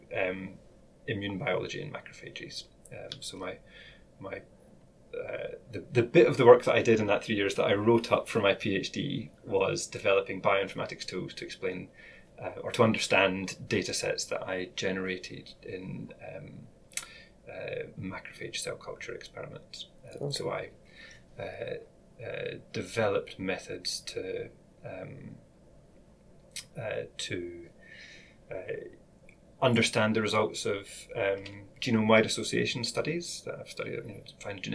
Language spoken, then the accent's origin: English; Glasgow, Scotland, United Kingdom; also born or lived in Paisley; now in Edinburgh, United Kingdom; I went to school in Glasgow, and then I moved away from Glasgow when I was 17. And I've lived in Edinburgh for most of the rest of that time.